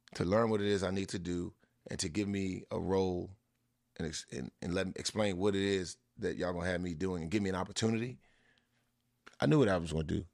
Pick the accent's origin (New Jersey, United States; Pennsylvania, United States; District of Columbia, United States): District of Columbia, United States; Washington; It's my hometown team